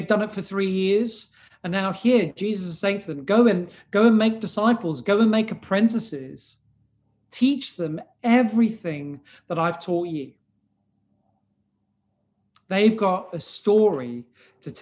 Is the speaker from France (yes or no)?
no; South Africa; I was born in South Africa to a non-Christian household